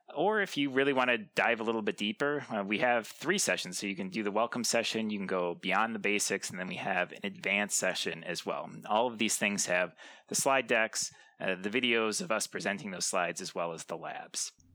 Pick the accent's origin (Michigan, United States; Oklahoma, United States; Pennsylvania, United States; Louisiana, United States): Michigan, United States; Lansing; I'm actually from Michigan, Lansing, Michigan.